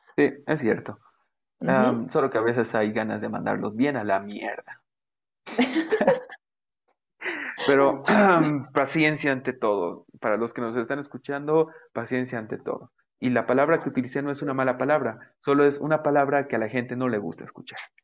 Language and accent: Spanish; Bolivia; soy el creador de Belleza Boliviana. Eh, Es una, bueno, para los que no sepan, es una plataforma donde yo comparto belleza de nuestro país